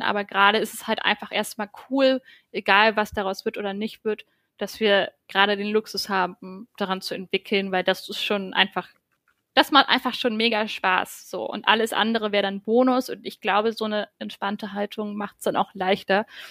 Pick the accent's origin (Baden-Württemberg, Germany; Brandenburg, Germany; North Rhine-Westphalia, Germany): Brandenburg, Germany; moved away as an adult; also born or lived in Hamburg; now in Berlin, Germany; ich komme vom Dorf aus Brandenburg